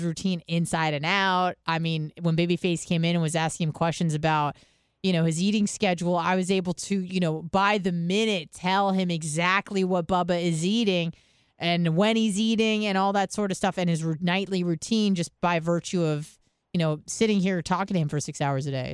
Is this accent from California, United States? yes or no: yes; San Diego, California, United States; I'm from San Diego